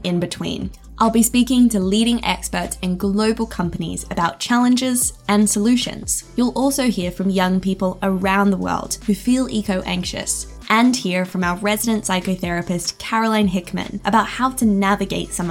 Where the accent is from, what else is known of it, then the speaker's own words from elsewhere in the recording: Australia; Growing up in Australia, I wasn't allowed to watch horror films